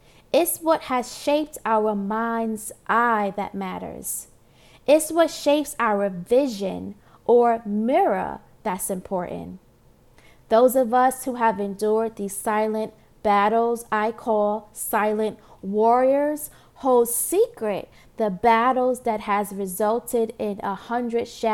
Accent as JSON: {"language": "English", "town": "New York City", "region": "New York", "country": "United States", "tie": "born or raised there", "said": "Born and raised in Brooklyn, New York, Marcy Projects"}